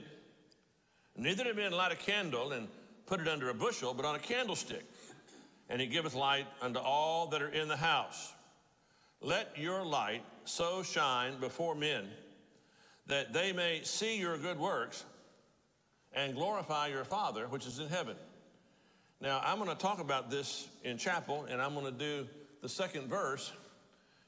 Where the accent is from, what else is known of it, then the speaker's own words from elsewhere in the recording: Texas, United States; as a Texan